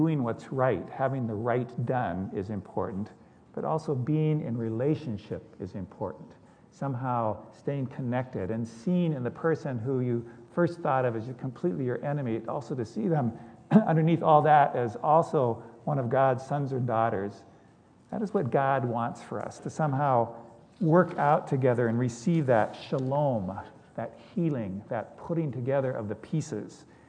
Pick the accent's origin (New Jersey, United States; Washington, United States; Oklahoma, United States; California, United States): Washington, United States; Seattle; I grew up in West Seattle. West Seattle prides itself on being a progressive and open community.